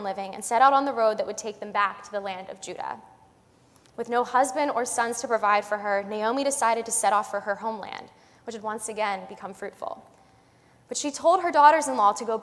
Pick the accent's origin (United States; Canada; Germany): United States; Westchester, New York; I was from Westchester